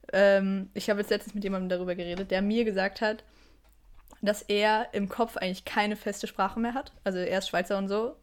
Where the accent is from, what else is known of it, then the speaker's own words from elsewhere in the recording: Germany; now in Switzerland; ich bin mega deutsch.